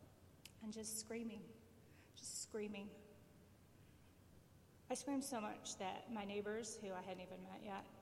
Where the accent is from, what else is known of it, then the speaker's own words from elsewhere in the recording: Plymouth, Michigan, United States; moved away as an adult; also born or lived in Florida; I grew up in Plymouth, Michigan, which is a lovely little town in the suburbs of Detroit